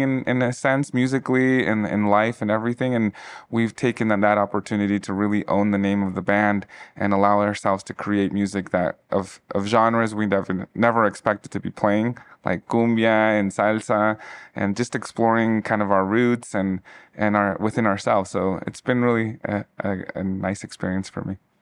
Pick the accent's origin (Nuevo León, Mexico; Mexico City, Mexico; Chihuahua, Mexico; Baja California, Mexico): Mexico City, Mexico; also born or lived in Izcalli; now in Denver, United States; my sister and I come from Mexico City.